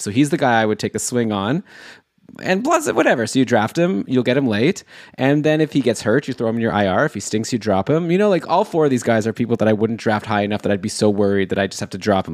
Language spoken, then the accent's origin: English; Toronto, Ontario, Canada; my hometown in in Toronto